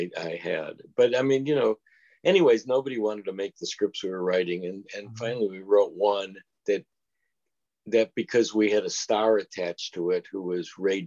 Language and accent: English; United Kingdom; And that's how how I ended up as a British film director.